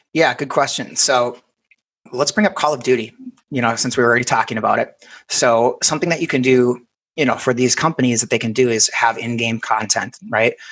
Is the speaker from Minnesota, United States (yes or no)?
yes; Minnesota, United States; we're both from Minnesota